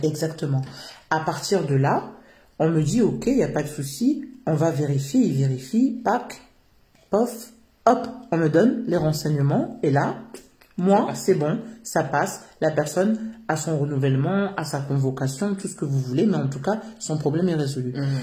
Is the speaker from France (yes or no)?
yes; Yvelines and Val-d'Oise, Île-de-France, France; Je suis africaine d'origine congolaise. Et je suis née en France. Euh, j'ai toujours vécu euh, dans les territoires. Euh, Yveline et valdoise